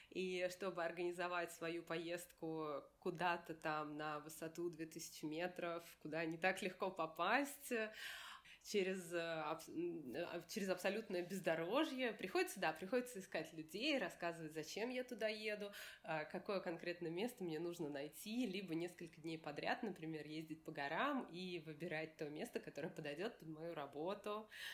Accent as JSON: {"language": "Russian", "region": "Moscow", "country": "Russia", "said": "я из России, что я из Москвы"}